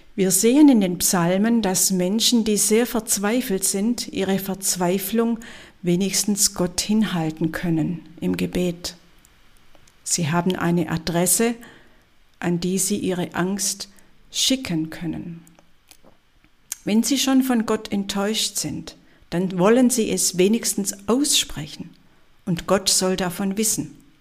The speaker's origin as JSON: {"language": "German", "area": "Swabia", "region": "Baden-Württemberg", "country": "Germany", "said": "als Schwäbin"}